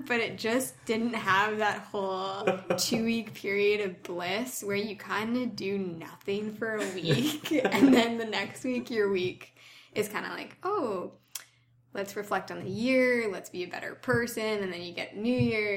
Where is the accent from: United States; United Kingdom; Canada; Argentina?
Canada; Ontario; moved away as an adult; I'm from Ontario